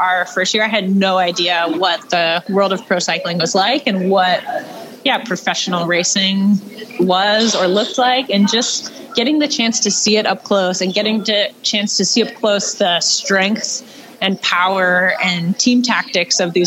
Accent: United States; as an American

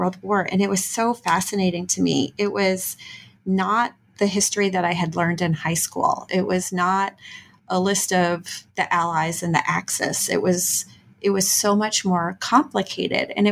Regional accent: Texas, United States; moved away as an adult; now in Missouri, United States; I'm originally from Texas

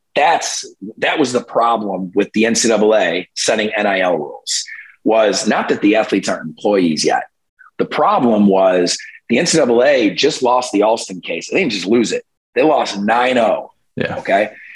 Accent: New York, United States; my home state of New York

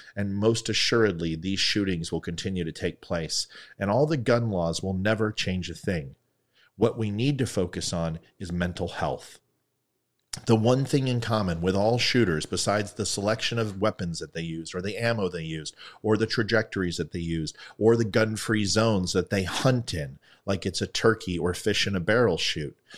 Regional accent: United States

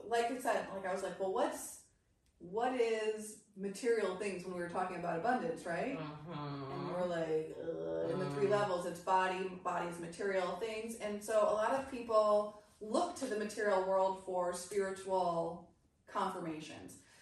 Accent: United States; born or raised there; also born or lived in Iran

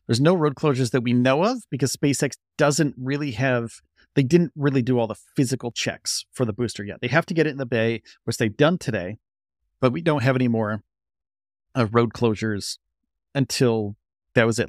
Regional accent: Northeast, United States; also born or lived in Orlando, Florida; I'm from the Northeast.

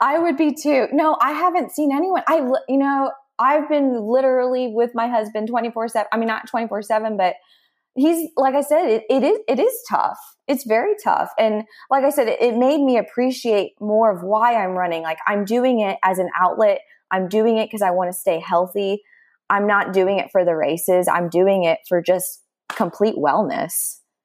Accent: Dallas, Texas, United States; moved away as an adult; now in Austin, United States; I am from Dallas, Texas, but I've been living in Austin, Texas for the past fourteen years.

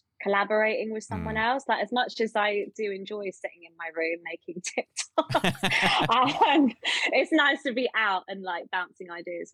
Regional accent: England, United Kingdom; I'm from the South.

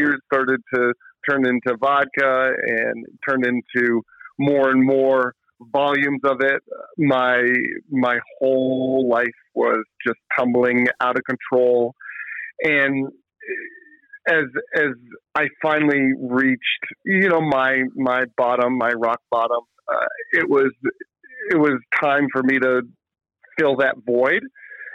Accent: Atlanta, Georgia, United States; now in Vermont, United States; I grew up in Atlanta

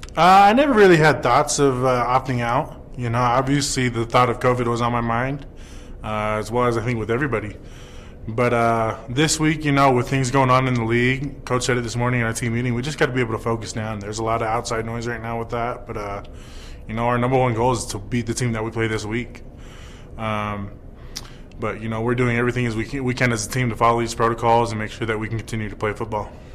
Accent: Denver, Colorado, United States; also born or lived in Highlands Ranch; I was actually born and raised in Denver, uh, about 10 minutes down the road from uh, Mile High Stadium

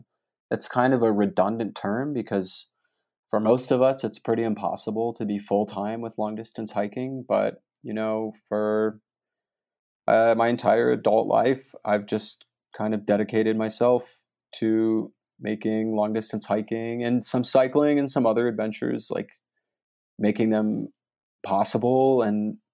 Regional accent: Maryland, United States; Growing up in Maryland on the East Coast, if you were getting involved in outdoor things, hiking, riding, you know, anything like that, the Appalachian Mountains were where you went

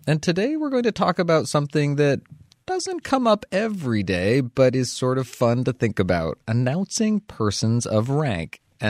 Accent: United States; I'm so glad I'm American sometimes

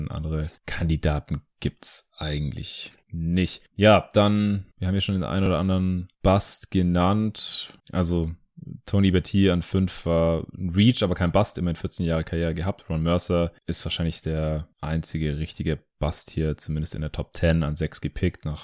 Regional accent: Stuttgart, Baden-Württemberg, Germany; now in Berlin, Germany; Ich bin jetzt nur aktuell gerade noch in Stuttgart, in meiner alten Heimat.

